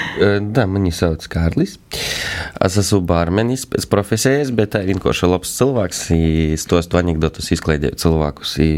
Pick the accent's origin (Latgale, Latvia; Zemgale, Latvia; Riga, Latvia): Latgale, Latvia; Feimaņi parish; es esmu no Feimana pogas